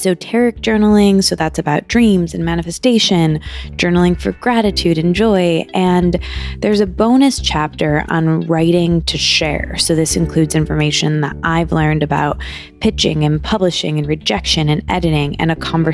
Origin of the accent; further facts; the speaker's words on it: Midwest, United States; also born or lived in New York; now in Los Angeles, United States; I grew up in the Midwest